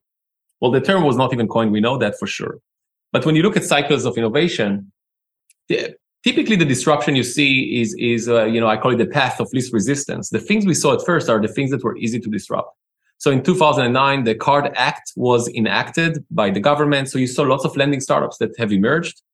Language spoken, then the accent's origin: English; Israel; accent: Israeli; moved away as an adult; now in Los Angeles, United States; I'm Israeli, as you can tell by the accent. Immigrated to the Americas 16 years ago to pursue my master's degree